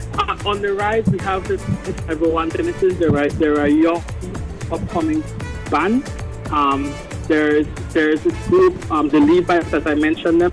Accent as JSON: {"language": "English", "country": "Belize", "said": "I'm from Belize"}